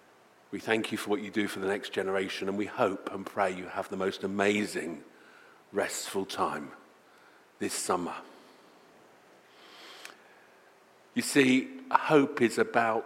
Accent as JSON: {"language": "English", "country": "United Kingdom", "said": "we are British"}